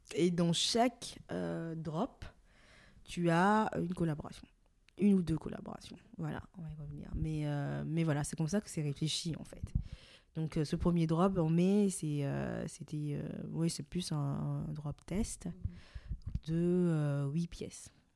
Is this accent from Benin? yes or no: yes; Cotonou, Littoral, Benin; moved away as an adult; also born or lived in Lille, France; now in France; Donc je suis née et j'ai grandi au Bénin, à Cotonou